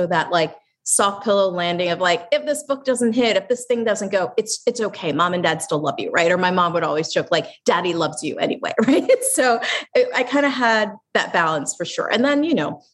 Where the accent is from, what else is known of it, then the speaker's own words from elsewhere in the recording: Lancaster, Pennsylvania, United States; moved away; I'm from Lancaster, Pennsylvania